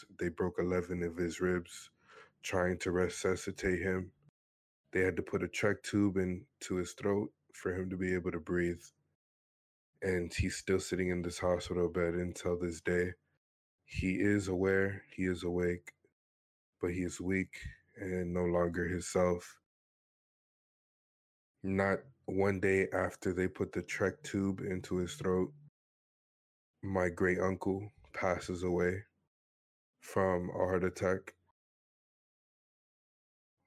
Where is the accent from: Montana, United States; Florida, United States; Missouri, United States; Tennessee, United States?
Florida, United States; Miami; moved away; also born or lived in Vancouver / Arkansas / New York; I was born and raised in Miami, Florida